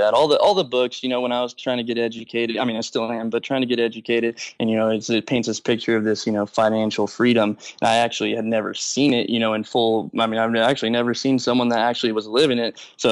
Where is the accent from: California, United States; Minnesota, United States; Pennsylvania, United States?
California, United States; Modesto; I'm from Modesto, California